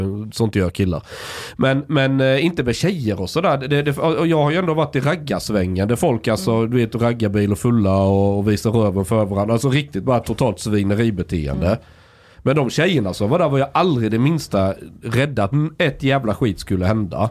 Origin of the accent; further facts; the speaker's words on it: Osby, Skåne, Sweden; moved away; ute på landsbygden där jag kommer ifrån